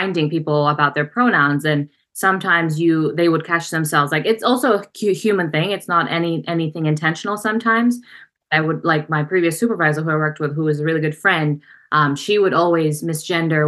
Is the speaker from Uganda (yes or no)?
yes; Uganda; also born or lived in Russia; now in New Jersey, United States; my dad is from Uganda, and they're both pharmacists, and my dad was studying back in the Soviet Union. He learned Russian. He did his pharmacy education in Ukraine and Russia, and then I was born, and then we moved to Uganda. So I grew up in Uganda